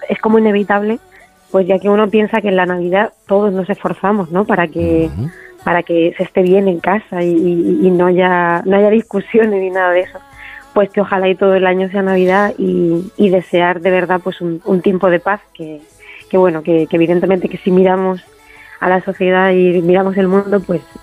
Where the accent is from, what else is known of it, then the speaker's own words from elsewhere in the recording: Castilla-La Mancha, Spain; me lo pidieron de, los medios de, mi tierra, de Castilla-La Mancha